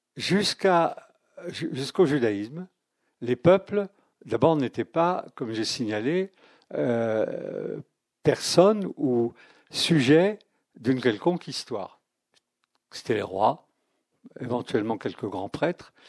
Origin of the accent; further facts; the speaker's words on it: France; Je ne suis pas chrétien, mais je suis français